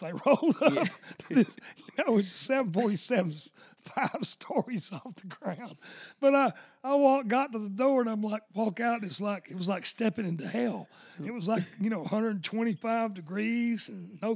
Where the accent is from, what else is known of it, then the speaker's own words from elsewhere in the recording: Georgia, United States; I'm from Georgia.